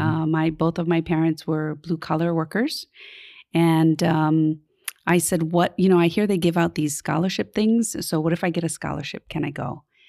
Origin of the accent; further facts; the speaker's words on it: Honolulu, Hawaii, United States; I grew up in Kalihi, um, off of Liliha Street.